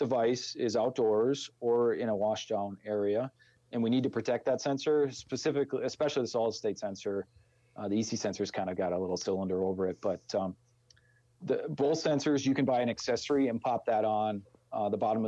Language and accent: English; Minnesota, United States; accent: Minnesota; our ridiculous Minnesota accent